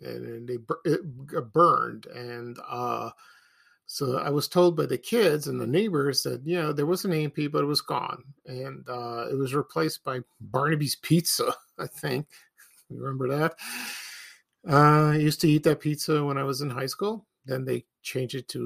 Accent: Chicago, Illinois, United States; when I was growing up in Chicago

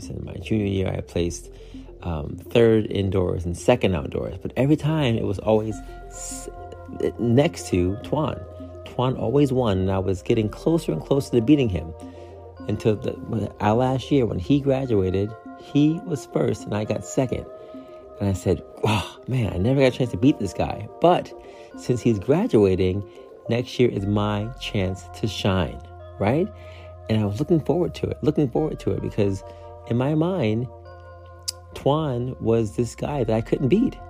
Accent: upstate New York, United States; my hometown, right, upstate New York

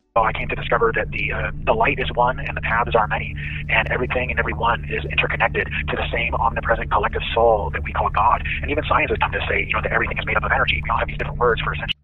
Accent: Arizona, United States; I grew up in Arizona

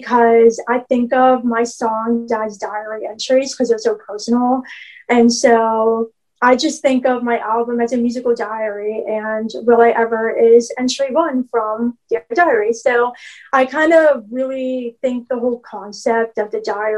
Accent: Pittsburgh, Pennsylvania, United States; I am a songwriter from Pittsburgh, Pennsylvania

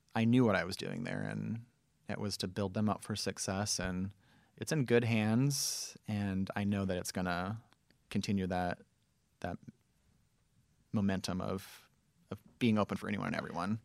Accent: Southern California, United States; moved away; also born or lived in Memphis; I grew up in Southern California

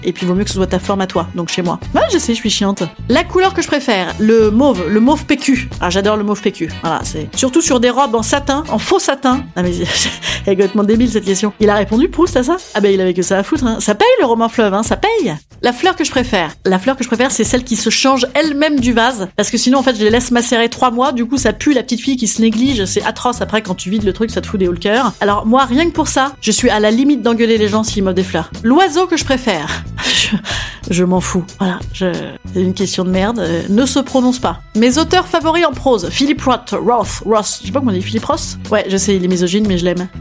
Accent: Normandy, France; je suis normande

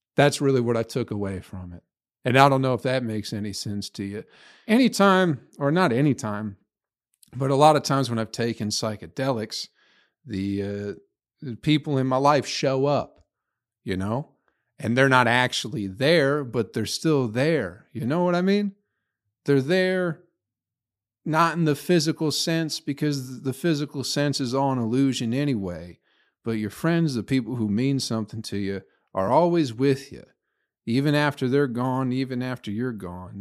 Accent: Michigan, United States; also born or lived in Flint, Michigan; now in Nashville, United States; I grew up in Michigan

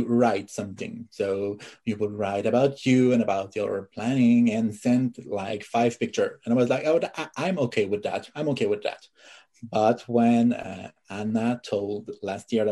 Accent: Canada; English is a second language; I'm French Canadian.

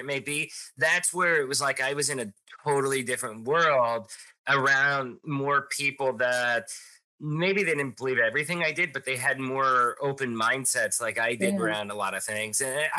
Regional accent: Pottsville, Pennsylvania, United States; moved away as an adult; also born or lived in Tijuana, Mexico / Peru; now in Pennsylvania, United States; I really felt that way a lot growing up in Pottsville.

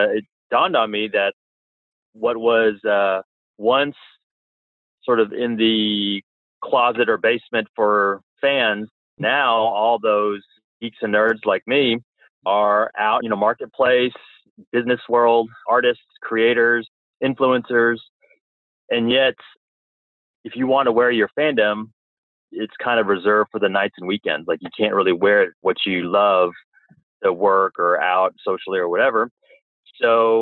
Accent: Orange County, California, United States; I'm from Orange County, California.

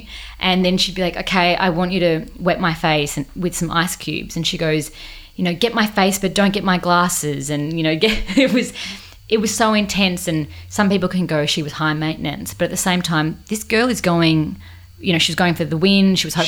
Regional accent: Australia; And I was from Australia.

